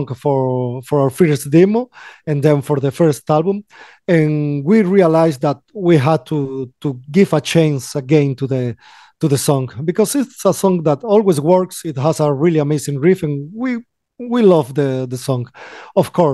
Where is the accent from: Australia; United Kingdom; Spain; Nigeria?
Spain; Galicia; English is a second language; We are from Galicia, northwest of Spain